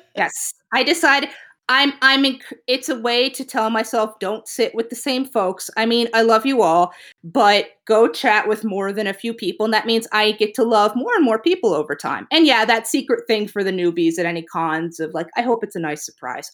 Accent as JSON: {"language": "English", "region": "New England", "country": "United States", "tie": "born or raised there", "moved": "yes", "lives_now": "Virginia, United States", "said": "I grew up in New England, and even moving down to Virginia feels too hot."}